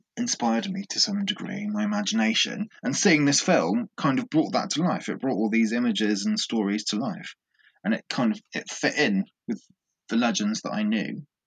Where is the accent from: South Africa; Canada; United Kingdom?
United Kingdom; England; because I'm English and I grew up kind of with the legends of King Arthur as a child